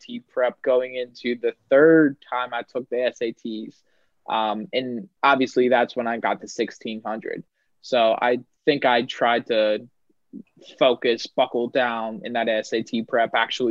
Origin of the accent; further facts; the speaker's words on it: Pennsylvania, United States; moved away as an adult; I knew that I wanted to be far away from my home state